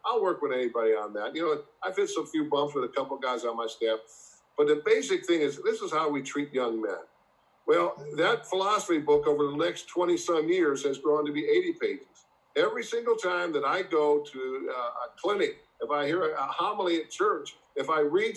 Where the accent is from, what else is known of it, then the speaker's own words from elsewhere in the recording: Massillon, Ohio, United States; growing up in Massillon